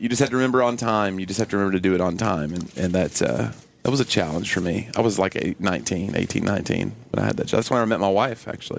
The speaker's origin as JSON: {"language": "English", "region": "Tennessee", "country": "United States", "said": "I'm from Tennessee"}